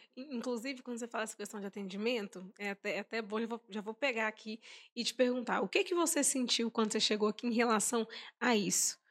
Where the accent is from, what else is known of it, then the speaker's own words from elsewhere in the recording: Sete Lagoas, Minas Gerais, Brazil; que sou de Sete Lagoas